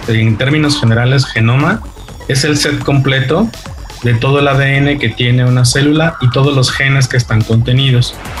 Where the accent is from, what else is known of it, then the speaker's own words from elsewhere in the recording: Mexico; Los mexicanos somos realmente un mosaico